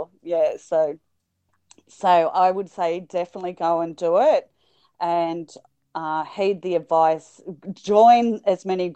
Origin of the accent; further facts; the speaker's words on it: Sydney, New South Wales, Australia; also born or lived in Wagga Wagga, New South Wales; I was born in Sydney. I went all the way to Wagga.